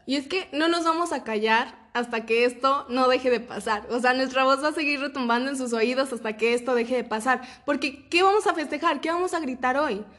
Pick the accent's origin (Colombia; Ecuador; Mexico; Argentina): Mexico; yo como ciudadana mexicana